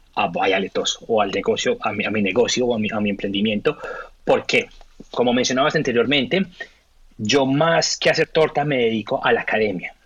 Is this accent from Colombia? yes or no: yes; Colombia; first language Spanish; moved away as an adult; now in Australia; Colombiano, supremamente orgulloso de mi país, orgullosamente colombiano hasta, hasta que me muera, español, mi primera lengua hasta que me muera, pero hace 13 años vivo en este país, hace 13 años llamo a Australia mi, mi, casa